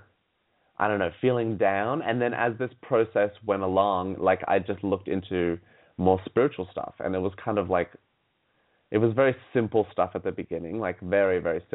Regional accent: Sydney, New South Wales, Australia; I grew up in Sydney, Australia.

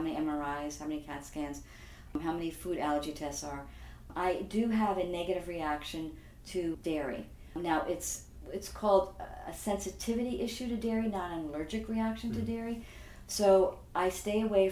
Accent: Franklin Square, New York, United States; I grew up in Franklin Square, which is on Long Island in New York.

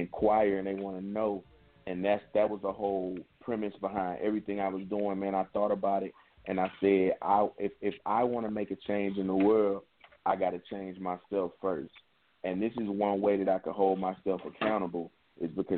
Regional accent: East St. Louis, Illinois, United States; it'll take you straight to East St. Louis, that's in Illinois. And that's the east side. That's where I'm from

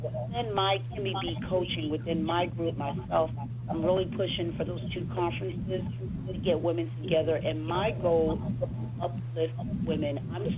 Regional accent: Hampton Roads, Virginia, United States; now in Northern Virginia, United States; I am from the Hampton Roads area

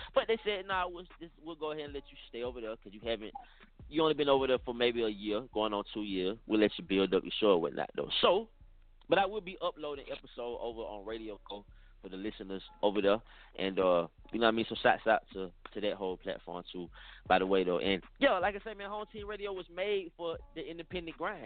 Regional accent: Atlanta, Georgia, United States; I'm from Atlanta, I'm from the South

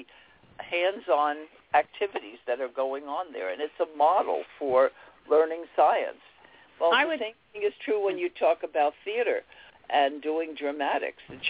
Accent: New York City, New York, United States; I grew up in Queens and went to Queens College and studied education there

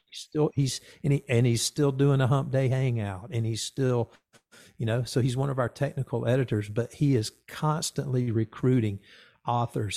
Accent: the South, United States; I grew up in the South

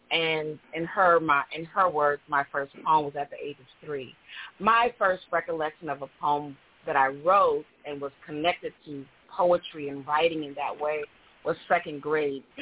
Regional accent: Georgia, United States; I'm from Georgia

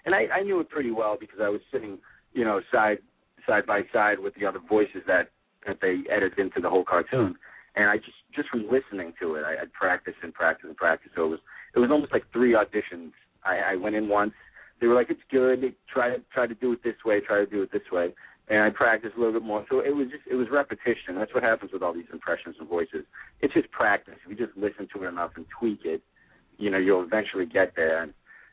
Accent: Boston, Massachusetts, United States; I'm from the Boston area. I live in Boston right now

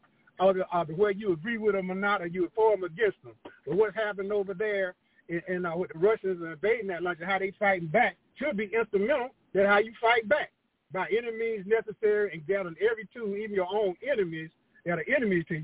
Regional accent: United States; I'm American by birth.

